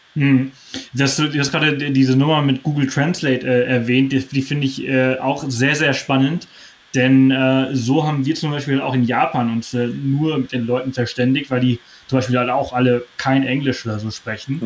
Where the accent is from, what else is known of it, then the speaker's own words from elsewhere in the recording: Germany; als Deutsche